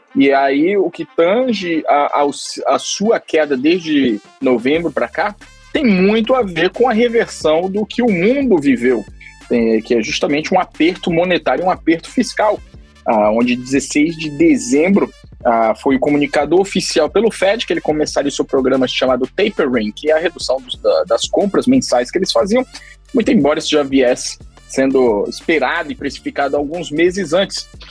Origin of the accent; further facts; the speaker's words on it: Brazil; now in Geneva, Switzerland; já estou há mais de 10, mais de 10 anos morando fora do Brasil, vários países, aqui na Suíça quase 10 anos